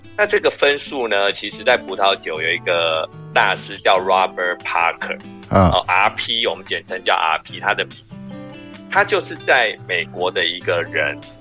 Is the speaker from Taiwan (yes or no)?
yes; Taipei, Taiwan; 我是台北人嗯。可是我们家都是新竹的客家人，我的父母，到目前为止，我们在对话都还是讲客语